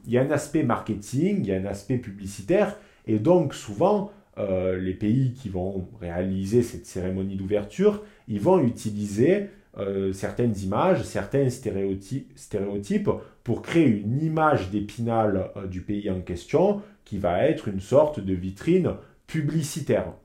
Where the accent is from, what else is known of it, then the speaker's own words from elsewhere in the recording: southern France, France; moved away as an adult; also born or lived in Lyon; quand je rentre chez moi dans le sud